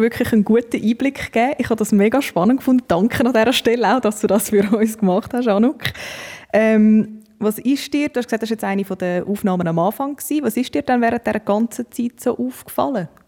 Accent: Winterthur, Zurich, Switzerland; Winterthur, meinen Heimatort

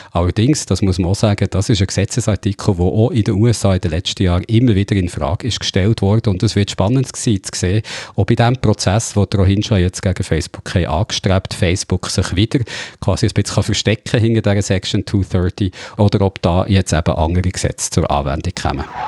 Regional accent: Switzerland; bei uns in der Schweiz

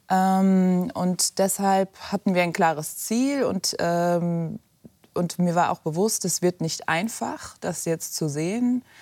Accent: Germany; wobei ich natürlich zwei Heimaten habe, Deutschland, wo ich aufgewachsen bin, und Afghanistan, meine kulturelle Heimat.

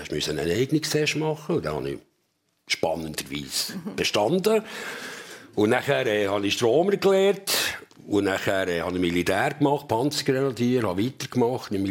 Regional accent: Bümplitz, Bern, Switzerland; ich muss sagen, ich bin nicht in der Stadt Bern, ich bin in Bümplitz aufgewachsen, mhm. also im Westen von Bern.

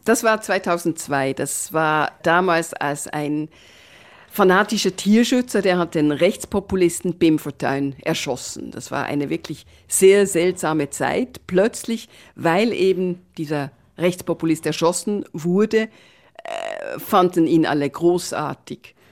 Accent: Bern, Switzerland; moved away as an adult; now in Netherlands; ich bin Schweizerin, ich bin mittlerweile auch Niederländerin

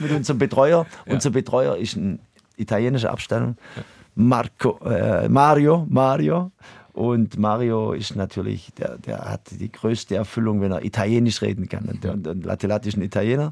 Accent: near Heidenheim, Baden-Württemberg, Germany; moved away as an adult; also born or lived in Switzerland; now in St. Gallen, Switzerland; das ist meine Ecke aus Deutschland, wo ich herkomme. Ich komme direkt 20 Kilometer daneben äh, her

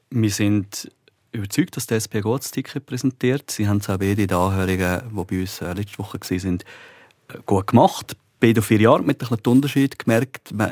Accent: Glarus, Switzerland; ich bin 83er, der Jan ist ein 84er, ich bin ein Glarner, er ist ein Bündner.

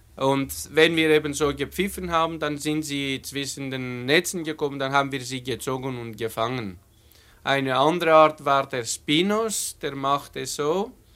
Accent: Thessaloniki, Central Macedonia, Greece; German is a second language; moved away; in Nordgriechenland, in der Stadt Thessaloniki, aufgewachsen.

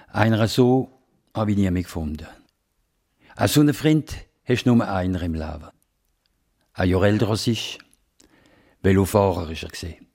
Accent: Basel, Basel-Stadt, Switzerland; accent: Alemannic; wenn man Alemannisch reden, dann ihr versteht mich als Basler

